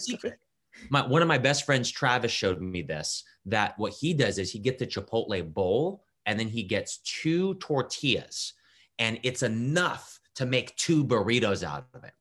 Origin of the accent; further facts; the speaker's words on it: Japan; also born or lived in California / Ohio; now in Columbus, United States; I grew up in Japan